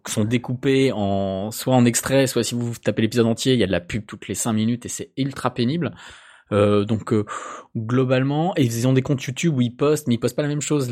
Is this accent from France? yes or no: yes; eastern France, France; Moi, qui ai été longtemps frontalier, je viens de l'est de la France